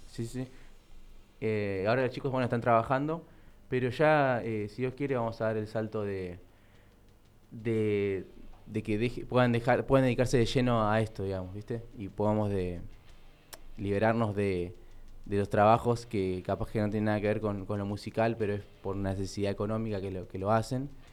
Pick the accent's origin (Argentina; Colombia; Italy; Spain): Argentina; Luis Guillón, Buenos Aires Province; yo soy de Luis Guillón